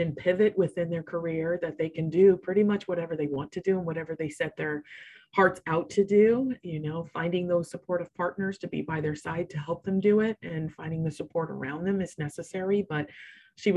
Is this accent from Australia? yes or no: no; Riverside, California, United States; moved away as an adult; also born or lived in Boston; I grew up in sunny Riverside, California. So it's in Southern California